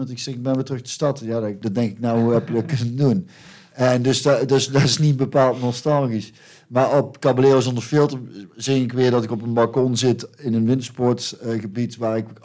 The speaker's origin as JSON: {"language": "Dutch", "region": "North Brabant", "country": "Netherlands", "said": "ik kom uit Brabant en dat is een katholieke provincie."}